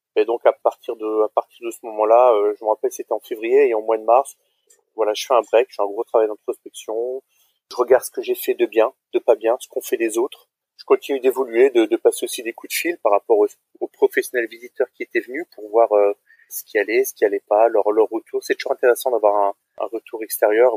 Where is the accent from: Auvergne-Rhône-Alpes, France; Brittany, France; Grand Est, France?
Grand Est, France; Strasbourg; je suis originaire de Strasbourg en Alsace